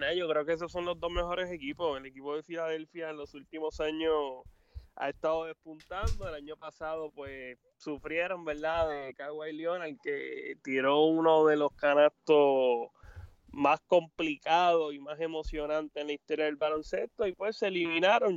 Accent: San Juan, Puerto Rico; yo soy de Cupey

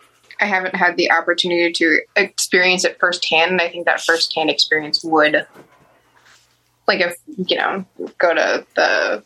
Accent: Cleveland, Ohio, United States; I'm from Cleveland

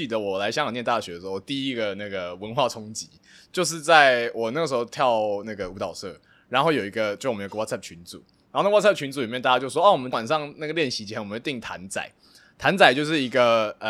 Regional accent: Taiwan; moved away; 作为一个台湾人

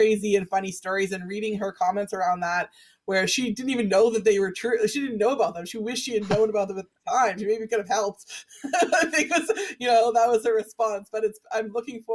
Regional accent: Vancouver, British Columbia, Canada; my own 80s growing up in Vancouver

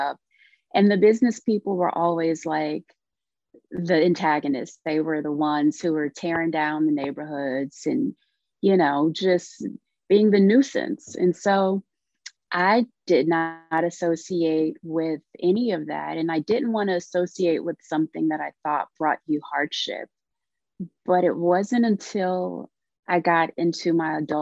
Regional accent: Louisiana, United States; also born or lived in Texas; I'm a Southern girl. I grew up down south. My family is from Louisiana. So my early childhood was between Louisiana and parts of Texas

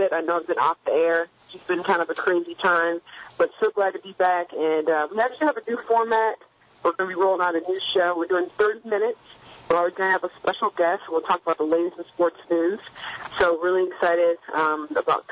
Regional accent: Michigan, United States; I'm from Michigan and a big Michigan fan.

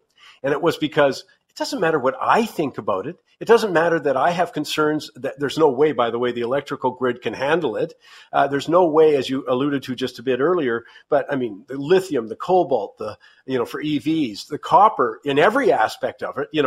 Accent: Canada; being a Canadian

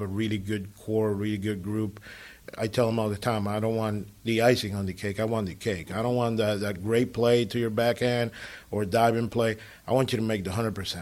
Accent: San Pedro de Macorís, Dominican Republic; moved away; I'm from San Pedro de Macorís

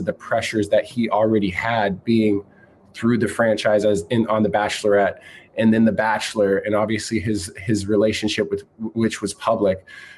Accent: Brandon, South Dakota, United States; moved away as an adult; I grew up in South Dakota, man. I've small town, Brandon, South Dakota, about 5,000 people.

